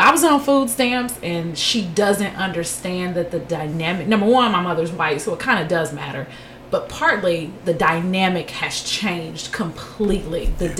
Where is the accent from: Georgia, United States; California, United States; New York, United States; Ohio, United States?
Ohio, United States; Cincinnati; Yeah, we grew up in the Laura Holmes. And my mom is white, but that's neither here nor there. But now that she's out of it, and you know, we lived in College Hill at some point